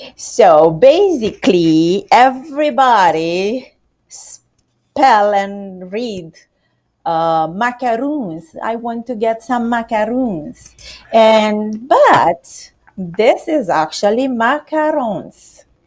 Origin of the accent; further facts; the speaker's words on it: Romania; now in United States; I'm Romanian.